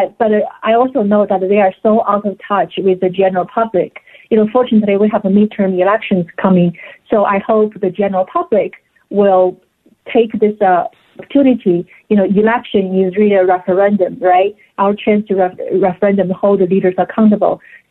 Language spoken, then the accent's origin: English; China; English is a second language; now in United States; I came from China. I lived through food shortages before. I had never imagined that I would have to live it again in the United States.